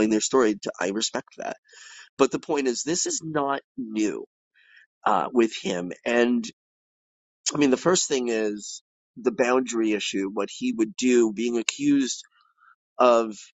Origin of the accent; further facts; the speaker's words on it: New York, United States; growing up in New York